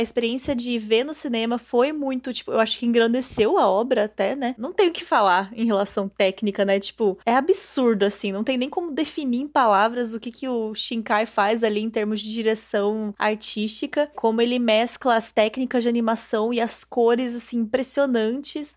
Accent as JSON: {"language": "Portuguese", "region": "interior of São Paulo", "country": "Brazil", "said": "Eu sou do interior de São Paulo"}